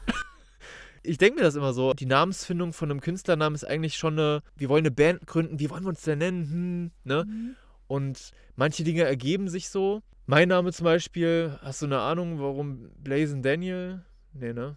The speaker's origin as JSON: {"language": "German", "area": "Kassel area", "region": "Hesse", "country": "Germany", "tie": "born or raised there", "moved": "yes", "said": "ich komme ursprünglich aus Kassel, so ungefähr"}